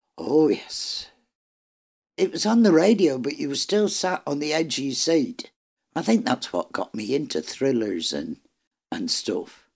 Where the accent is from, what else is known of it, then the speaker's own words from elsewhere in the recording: Ireland; am Irish